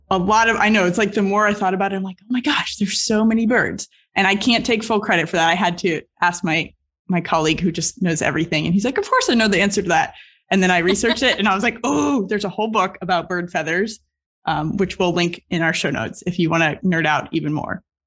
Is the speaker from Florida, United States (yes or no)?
yes; Southeast Florida, United States; Growing up in Southeast Florida